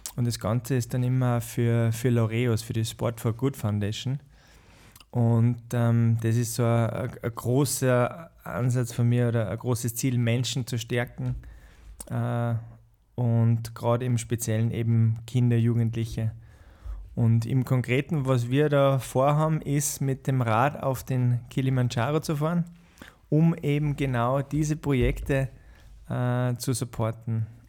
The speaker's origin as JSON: {"language": "German", "country": "Austria", "also_born_or_lived": "Bahamas / Uganda / Botswana", "said": "Als Österreicher"}